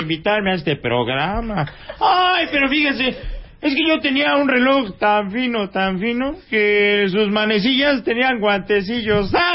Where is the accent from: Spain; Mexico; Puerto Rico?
Mexico; Chihuahua; aquí está mi, mi paisano Mario Arbizu, que pues los dos somos de Chihuahua